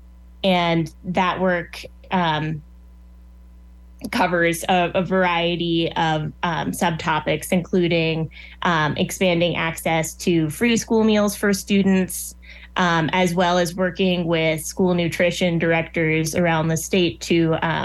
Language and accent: English; Nebraska, United States; I moved here when I was eight. So I've grown up here longer than anyone else, anywhere else